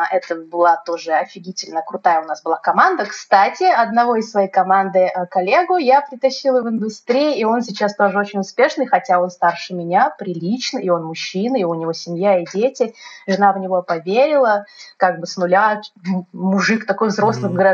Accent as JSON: {"language": "Russian", "region": "Moscow", "country": "Russia", "moved": "as an adult", "lives_now": "Krasnodar, Russia", "said": "я изначально из Москвы, да, это весь мой опыт был э, московский."}